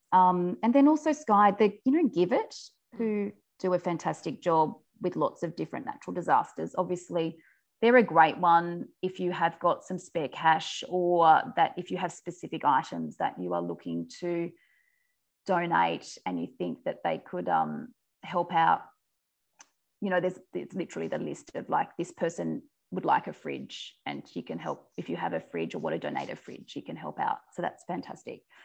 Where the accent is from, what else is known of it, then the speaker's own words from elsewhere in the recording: Forbes, New South Wales, Australia; moved away as an adult; also born or lived in Sydney / Uganda; I grew up out in the Central West. I'm from Forbes. Um, so, that's uh, west of Orange, effectively in New South Wales